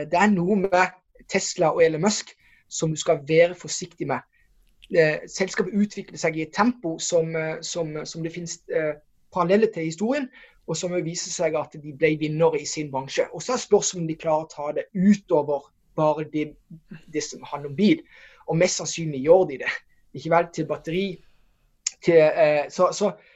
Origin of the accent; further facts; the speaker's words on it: Norway; hvor vi kommer fra Norge